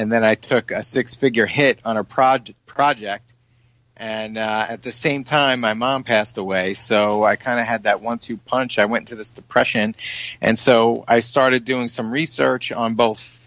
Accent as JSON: {"language": "English", "region": "New York", "country": "United States", "said": "we're both from New York"}